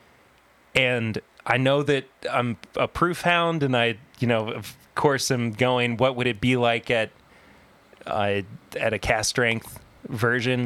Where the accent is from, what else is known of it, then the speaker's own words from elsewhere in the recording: Kentucky, United States; growing up in Kentucky